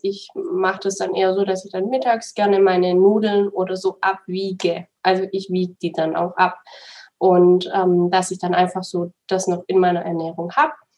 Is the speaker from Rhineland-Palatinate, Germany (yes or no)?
no; Swabia, Baden-Württemberg, Germany; now in Munich, Germany; Ich komme aus dem Schwabenland, deswegen ist es dann schon relativ nah zu meinen zu meiner Familie